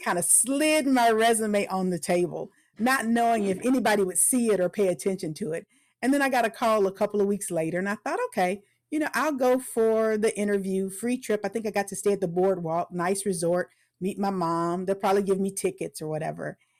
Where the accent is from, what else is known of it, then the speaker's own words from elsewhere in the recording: Tampa, Florida, United States; also born or lived in Orlando, Florida / Atlanta, Georgia / Macon, Georgia; I was born in Tampa, Florida. So, I'm a native Floridian